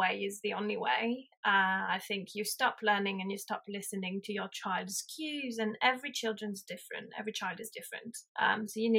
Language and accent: English; Provence-Alpes-Côte d'Azur, France; English is a second language; moved away as an adult; now in United Kingdom; I'm from the Hautes-Alpes, so like south of France in the Alps, very small town.